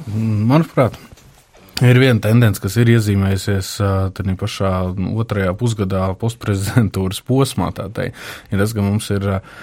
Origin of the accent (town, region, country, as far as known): Latvia